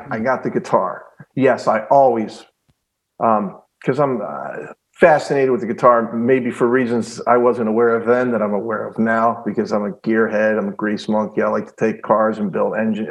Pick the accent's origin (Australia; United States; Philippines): United States; Philadelphia, Pennsylvania; also born or lived in Niagara Falls, New York; I was born in Niagara Falls, New York. I have an older sister, Cheryl. We ended up moving to the Philadelphia area, I believe around 1968, I was about 3.